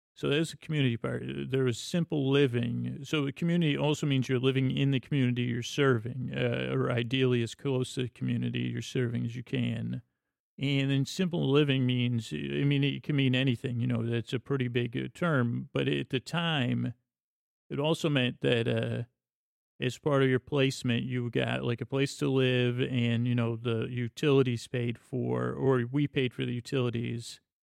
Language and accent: English; Syracuse, New York, United States; moved away as an adult; also born or lived in Bronx, New York / Los Angeles; I grew up in Syracuse, New York